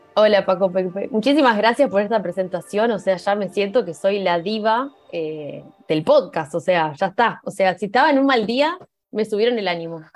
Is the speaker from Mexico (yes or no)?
no; Uruguay; now in Spain; Soy uruguaya, por eso mi acento.